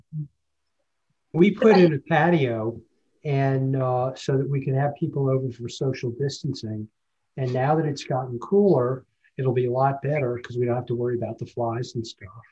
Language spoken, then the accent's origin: English; New Jersey, United States; moved away; I grew up in New Jersey